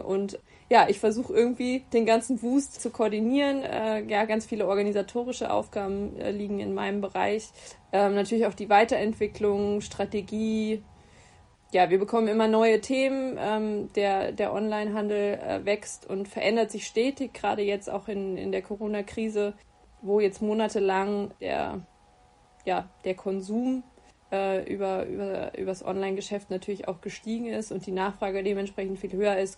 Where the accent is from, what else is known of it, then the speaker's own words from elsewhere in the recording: Giessen, Hesse, Germany; also born or lived in Bayreuth; wohne in Gießen, ähm, meiner Heimatstadt